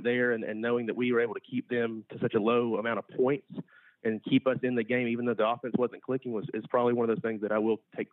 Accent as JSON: {"language": "English", "region": "Georgia", "country": "United States", "tie": "born or raised there", "said": "growing up in Georgia and being at UGA for 6 years from 2012 to 2018"}